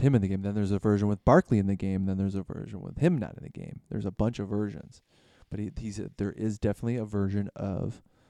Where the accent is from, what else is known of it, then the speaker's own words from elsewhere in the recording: Detroit, Michigan, United States; Like, I'm from Detroit. I'm a Detroit Pistons fan, and I don't like the Bulls.